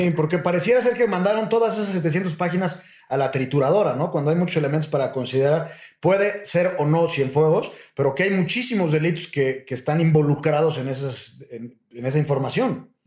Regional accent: Mexico; a nosotros como mexicanos

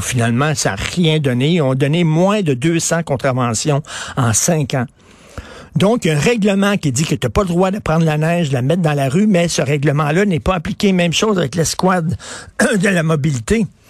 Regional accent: Quebec, Canada

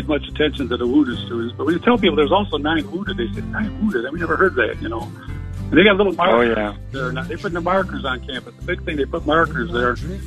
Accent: Cleveland, Ohio, United States; growing up in West Park of Cleveland, Ohio

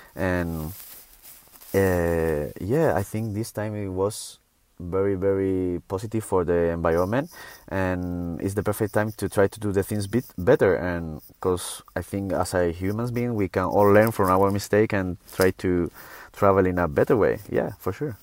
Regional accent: Canary Islands, Spain; I'm from Canary Island and we have such a paradise here

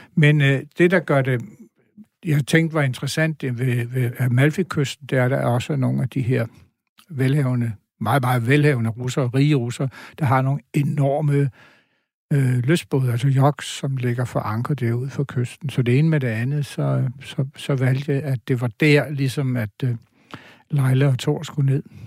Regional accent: Bogense, Southern Denmark, Denmark; moved away; Bogense er min barndomsby.

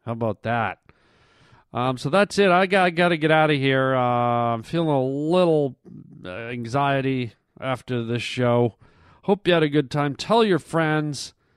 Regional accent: Canada; moved away; I grew I grew up in Canada

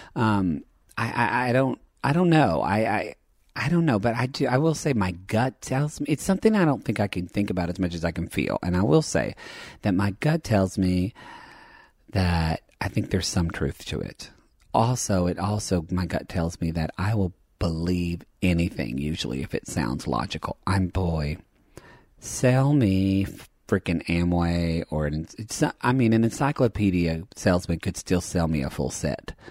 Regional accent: southern Oklahoma, United States; I grew up being gay in Oklahoma

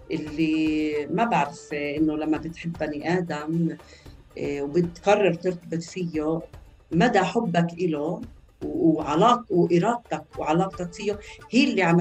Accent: Al-Na'ani, Palestine; أنا من فلسطيني 48 بلدنا آه، اسمها النعاني وهي قضاء اللد اليوم طبعا اسمها كيبوتس نعن

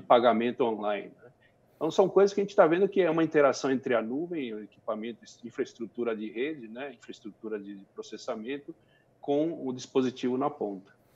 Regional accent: Brazil; como brasileiro, como cidadão

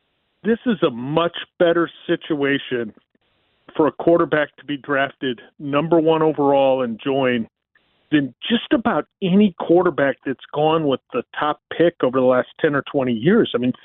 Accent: Falls Church, Virginia, United States; Plus, I grew up in Falls Church.

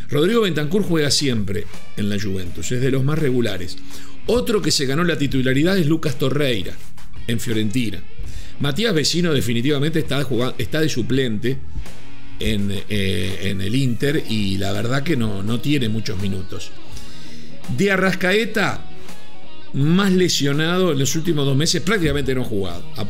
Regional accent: Uruguay

